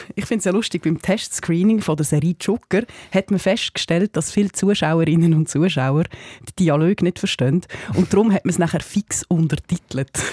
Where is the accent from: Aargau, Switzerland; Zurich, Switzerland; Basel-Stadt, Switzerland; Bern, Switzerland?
Basel-Stadt, Switzerland; Basel; also born or lived in Valais; Ich bin ja in Basel geboren und mein Vater redet nur mit Walliser, Walliserdeutsch